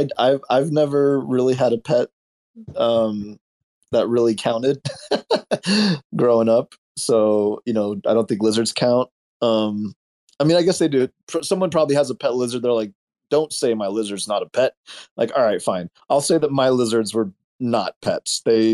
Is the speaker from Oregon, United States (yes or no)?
yes; Medford, Oregon, United States; this exposes like what it was like growing up in Medford, Oregon. We did a lot of dumb shit because it was a small town with nothing to do.